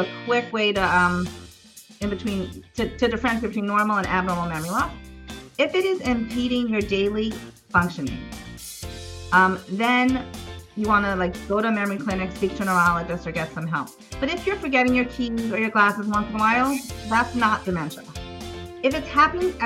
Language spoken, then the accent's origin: English; Baltimore, Maryland, United States; moved away as an adult; now in Israel; in the nursing homes in Baltimore, where I'm from Baltimore